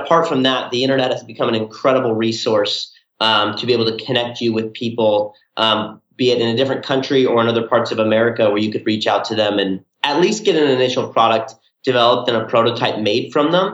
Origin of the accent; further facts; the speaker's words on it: Southern California, United States; we're from Southern California